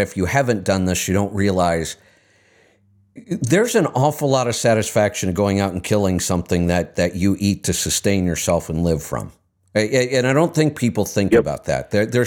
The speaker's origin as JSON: {"language": "English", "region": "Ohio", "country": "United States", "tie": "born or raised there", "said": "I grew up in Ohio"}